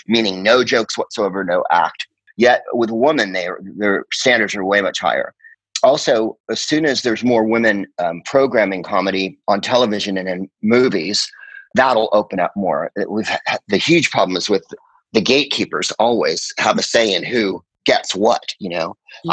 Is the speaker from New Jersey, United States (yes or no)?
no; San Carlos, California, United States; also born or lived in Phoenix, Arizona; I'm from San Francisco, and uh, you know that has a definite influence on you when you're from the Bay Area